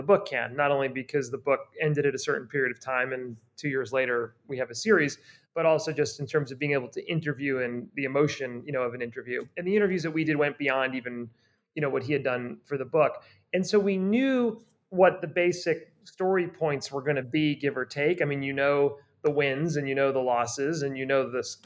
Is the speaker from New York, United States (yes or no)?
yes; New York, United States; as a New Yorker